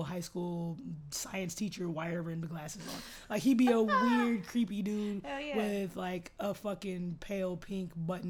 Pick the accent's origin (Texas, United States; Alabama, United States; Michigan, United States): Texas, United States; Austin; I'm from Austin, so festival capital.